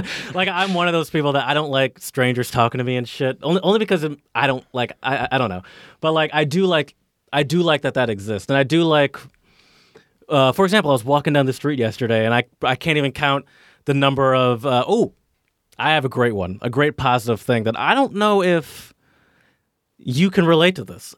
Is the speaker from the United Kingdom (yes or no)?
no; Detroit, Michigan, United States; moved away; also born or lived in Philadelphia; I grew up in kind of in, in the, in the suburbs of, of the, of Michigan, uh, excuse me, in the suburbs of Detroit.